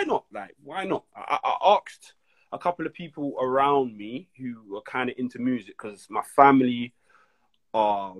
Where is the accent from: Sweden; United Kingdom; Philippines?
United Kingdom; London; I'm from Brixton